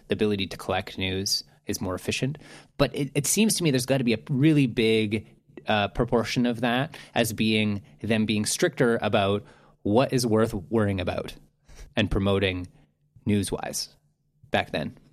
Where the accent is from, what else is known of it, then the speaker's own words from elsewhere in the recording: Canada; I'm Canadian